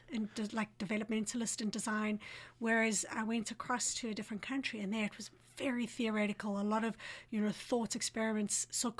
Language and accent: English; Johannesburg, Gauteng, South Africa; I'm from Johannesburg, and we know how to do it well.